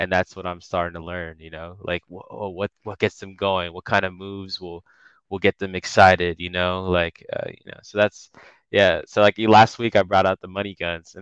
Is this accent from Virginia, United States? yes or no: yes; Washington, D.C. / Northern Virginia, United States; born or raised there; also born or lived in Bangladesh